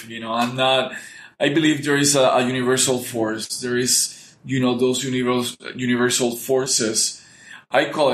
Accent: Puerto Rico; English is a second language; we used to go to a place called Pine Grove in Puerto Rico.

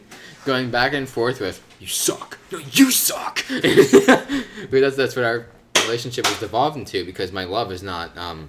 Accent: United States; I was born in America.

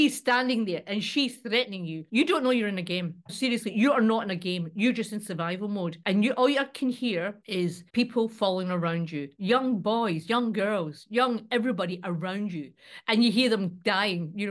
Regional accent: Scotland, United Kingdom; born there; I'm born Scottish, mate. Bring it on, bring it on.

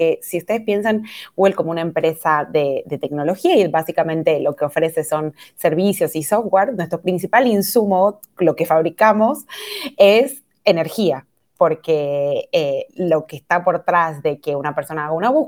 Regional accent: Argentina; now in Brazil; soy argentina, pero vivo en Brasil, así que ya me ha quedado como un acento de medio de ningún lugar.

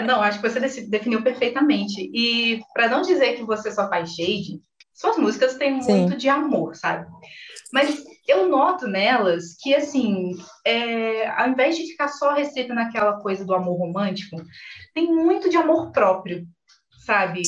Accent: interior of Minas Gerais, Brazil; moved away; eu sou do interior de Minas Gerais

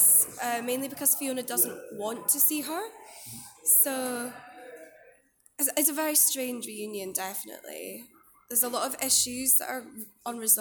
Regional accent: Scotland, United Kingdom; I'm Scottish.

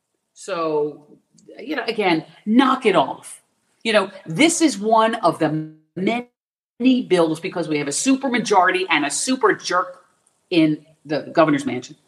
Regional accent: Florida, United States; also born or lived in Philadelphia, Pennsylvania; I was born in Philadelphia. I moved to Florida when I was a small child

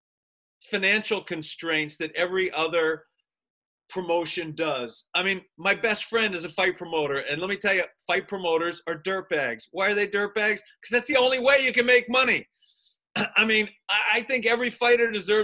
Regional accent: United States; I'm an American

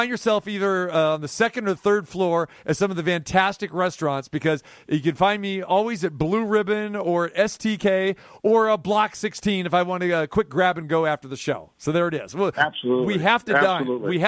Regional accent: Sacramento, California, United States; But uh, yeah, Tim came from Boston. I came from Sac.

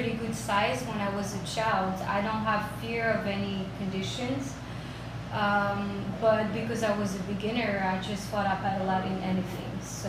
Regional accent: Basque Country, Nouvelle-Aquitaine, France; moved away as an adult; now in Miami, United States; I grew up in France. In the Basque Country

